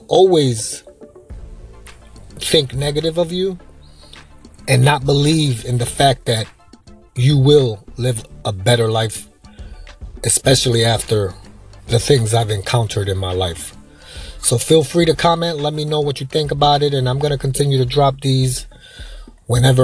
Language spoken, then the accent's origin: English; New York, United States; now in Florida, United States; I'm from New York, but the state of Florida where I live now